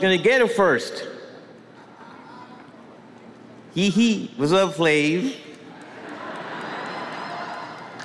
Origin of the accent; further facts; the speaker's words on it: New York City, New York, United States; I'm from Brooklyn, New York. It's Brooklyn in the house.